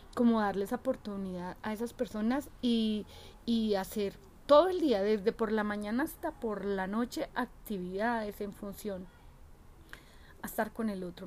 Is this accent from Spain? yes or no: no; Pereira, Risaralda, Colombia; moved away; viajar a mi tierrita, a Colombia, a Pereira